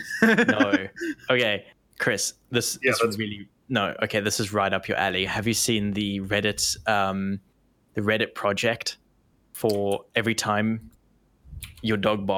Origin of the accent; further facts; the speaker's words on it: Canada; as a Canadian